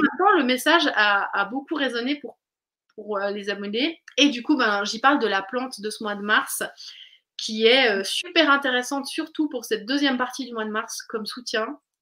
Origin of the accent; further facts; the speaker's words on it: Switzerland; now in France; je viens de Suisse